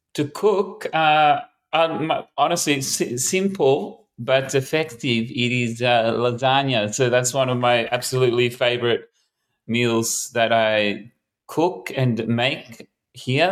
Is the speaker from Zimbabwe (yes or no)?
no; Melbourne, Victoria, Australia; I was born in Melbourne, grew up in Melbourne, never really left Melbourne except for going to overseas for quite some time.